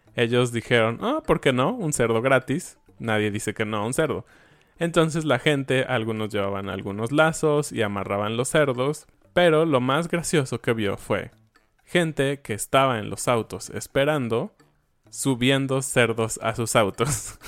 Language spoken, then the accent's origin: Spanish; Mexico; somos mexicanos